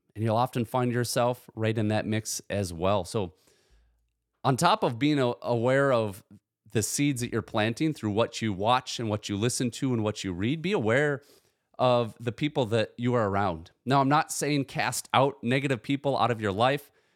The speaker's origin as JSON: {"language": "English", "country": "United States", "tie": "born or raised there", "said": "I was born in the United States of America to two loving parents"}